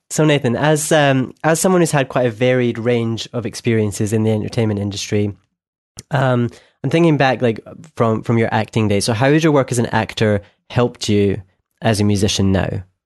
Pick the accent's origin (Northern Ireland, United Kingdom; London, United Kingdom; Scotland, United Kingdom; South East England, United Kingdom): Scotland, United Kingdom; I'm from Scotland